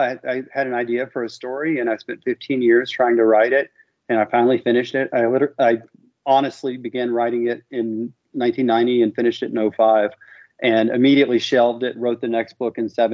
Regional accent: Memphis, Tennessee, United States; also born or lived in Miami; I'm born and raised in Memphis

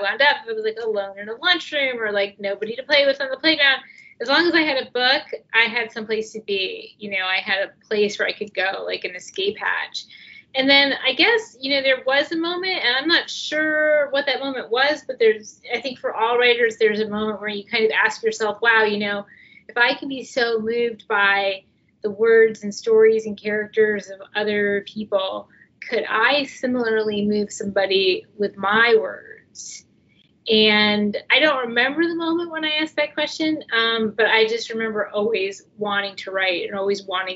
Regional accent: New Jersey, United States; the town where I grew up in New Jersey

